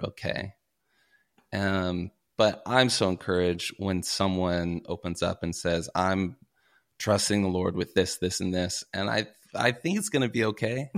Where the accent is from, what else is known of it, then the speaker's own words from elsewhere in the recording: Paducah, Kentucky, United States; also born or lived in Minnesota; now in Los Angeles, United States; I'm from Kentucky, grew up in Paducah, Kentucky, small little town